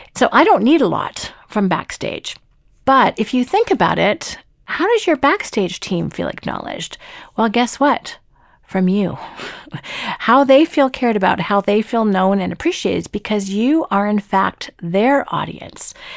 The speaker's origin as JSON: {"language": "English", "town": "Toronto", "region": "Ontario", "country": "Canada", "said": "I'm from Toronto"}